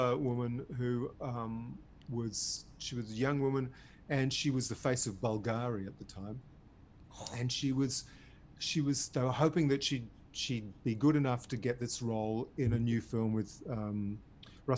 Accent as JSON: {"language": "English", "area": "Devon", "region": "South West England", "country": "United Kingdom", "tie": "born or raised there", "also_born_or_lived": "Berry, New South Wales, Australia", "moved": "yes", "lives_now": "Australia", "said": "where I grew up in Devon, in England"}